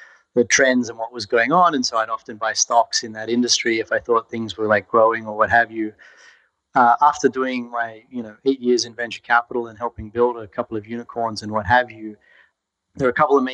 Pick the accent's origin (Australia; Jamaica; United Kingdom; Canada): Australia; Brisbane, Queensland; moved away as an adult; also born or lived in Central Australia; now in San Francisco, United States; I grew up in Brisbane